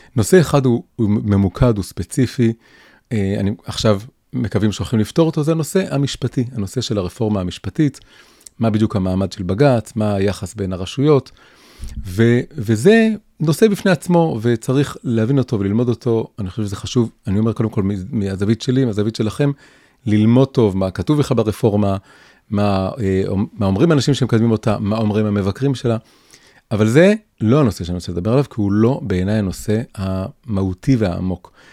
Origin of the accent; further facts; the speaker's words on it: Tel Aviv, Tel Aviv District, Israel; also born or lived in Jerusalem; נולדתי וגדלתי בתל אביב, בלב השמאל החילוני